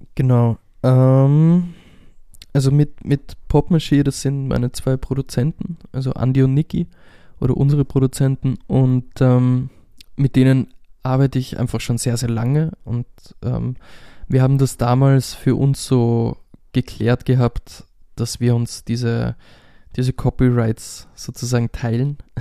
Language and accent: German; Austria; first language German; ich bin einfach aus einem deutschsprachigen Land und das ist meine Muttersprache